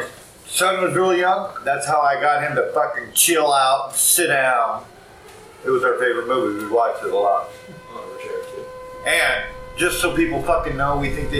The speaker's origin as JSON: {"language": "English", "town": "Brewster", "region": "Washington", "country": "United States", "tie": "born or raised there", "said": "I grew up in a little town called Brewster, fucking Washington."}